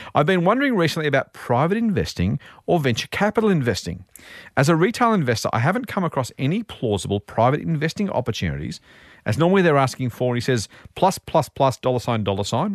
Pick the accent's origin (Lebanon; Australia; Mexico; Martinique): Australia; I'm Australian and we live here